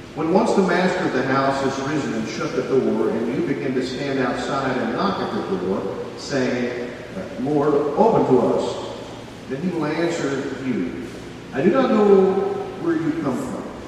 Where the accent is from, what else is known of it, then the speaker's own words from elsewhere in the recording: Tennessee, United States; we're from Tennessee